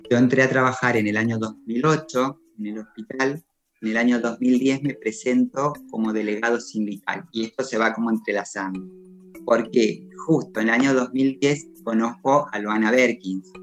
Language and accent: Spanish; Maipú, Mendoza, Argentina; soy mendocina, vivo en el departamento de Maipú, aquí nací, aquí crecí